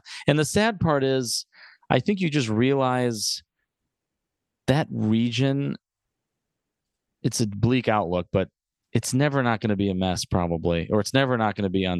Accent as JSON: {"language": "English", "country": "United States", "also_born_or_lived": "Chicago", "said": "As an American"}